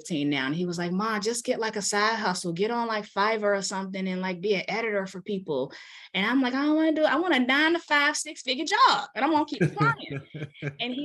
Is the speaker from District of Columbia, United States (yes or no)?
yes; Washington, District of Columbia, United States; now in Maryland, United States; I'm from Washington, D.C., born and raised. I live in Maryland now.